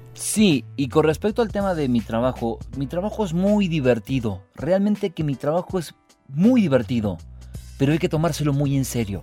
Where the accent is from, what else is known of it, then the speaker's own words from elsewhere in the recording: Río Segundo, Córdoba, Argentina; yo soy de Río Segundo, soy nacido ahí